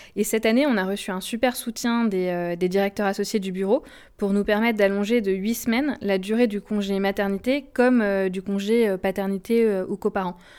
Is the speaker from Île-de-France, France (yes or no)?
no; Haute-Savoie, Auvergne-Rhône-Alpes, France; moved away as an adult; also born or lived in Nice / Paris / Lille; j'ai grandi en Haute-Savoie